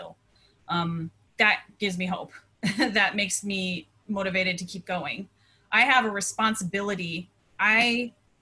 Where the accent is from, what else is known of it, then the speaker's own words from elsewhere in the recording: San Diego, California, United States; also born or lived in Detroit, Michigan; moving to San Diego when I was 11 from Detroit